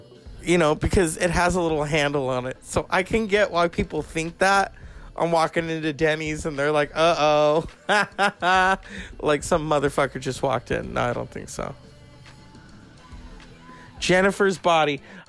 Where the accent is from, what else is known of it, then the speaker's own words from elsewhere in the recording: California, United States; I'm from California